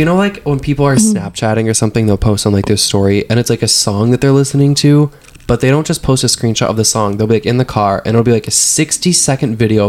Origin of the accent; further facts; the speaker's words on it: United Kingdom; I'm British.